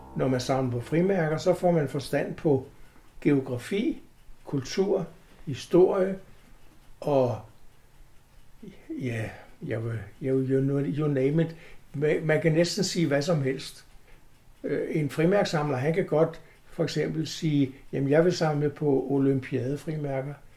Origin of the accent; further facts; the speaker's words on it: Copenhagen, Capital Region of Denmark, Denmark; jeg kommer fra København, eller jeg er født i København